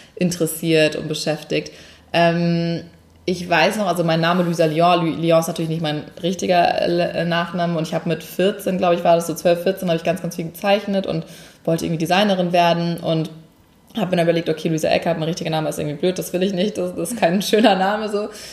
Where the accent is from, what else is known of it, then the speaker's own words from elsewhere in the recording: Hamburg, Germany; moved away as an adult; also born or lived in Munich; ich komme eigentlich aus Hamburg ursprünglich und ähm, bin 2009 nach meinem Abi für ein Praktikum nach München gezogen